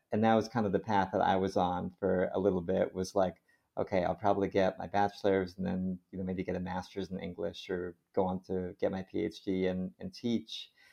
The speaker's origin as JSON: {"language": "English", "region": "Connecticut", "country": "United States", "tie": "born or raised there", "said": "a hospital system in Connecticut where I grew up"}